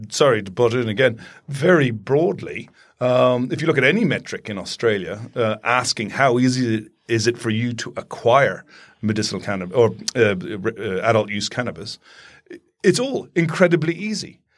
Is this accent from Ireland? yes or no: yes; Ireland; growing up in Ireland